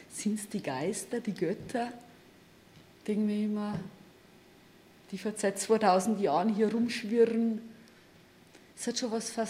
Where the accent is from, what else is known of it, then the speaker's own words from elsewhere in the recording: Bavaria, Germany; Ich komme aus der Hallertau. Das ist der Horn, genau, das ist ja der Horn. Ich habe immer noch mein Elternhaus, Gott sei Dank, mein Kinderzimmer und meine Familie halt